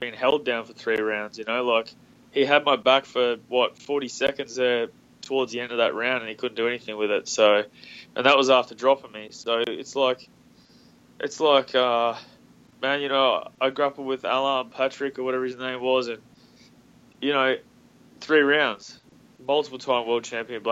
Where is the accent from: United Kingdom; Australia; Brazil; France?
Australia; Melbourne's as close to my hometown as possible